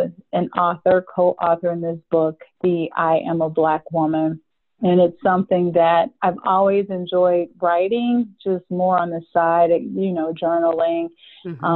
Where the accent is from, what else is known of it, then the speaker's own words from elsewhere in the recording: Cleveland, Ohio, United States; moved away as an adult; now in Atlanta, United States; I was born and raised in Cleveland, Ohio, and just recently moved to Atlanta about 2 years ago